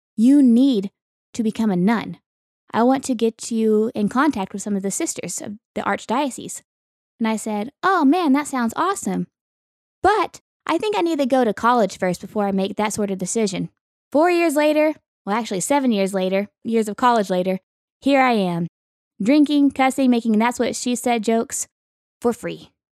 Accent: Western Oklahoma, United States; moved away; I grew up in Western Oklahoma

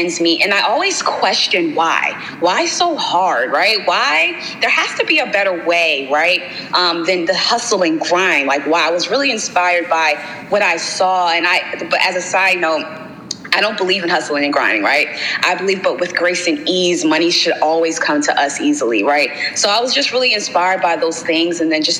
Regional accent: Baltimore, Maryland, United States; I'm from Baltimore

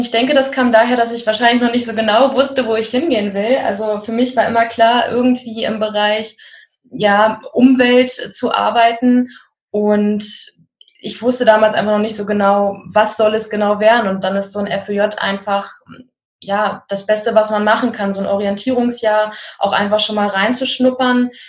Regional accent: Isernhagen, Lower Saxony, Germany; ich bin in Hannover aufgewachsen, in Isernhagen, um genau zu sein. Und das ist so ein bisschen dörflich, ein bisschen ländlicher.

